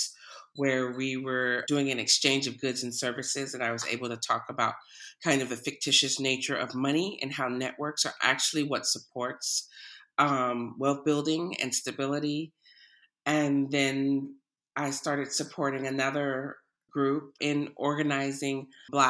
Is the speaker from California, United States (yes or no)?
yes; Oakland, California, United States; as a third-generation Oakland native